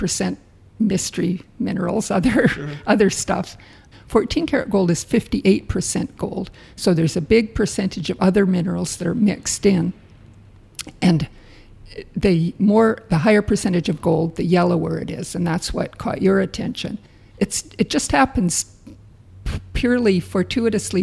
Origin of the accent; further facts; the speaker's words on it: Calgary, Alberta, Canada; moved away as an adult; now in Dawson City, Canada; We're from Calgary, Alberta, and we moved there in the mid-70s